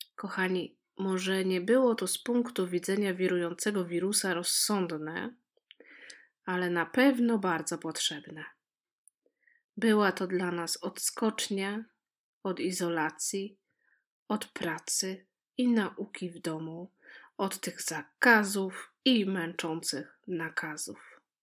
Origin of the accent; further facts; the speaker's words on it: Poland; moved away as an adult; now in Netherlands; Każda z nas dziewczyn, które tam się spotkała, pochodzi z różnych regionów Polski